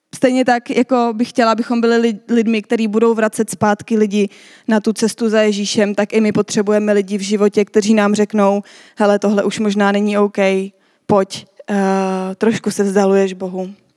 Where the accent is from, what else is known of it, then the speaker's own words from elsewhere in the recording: Czechia; my jako Češi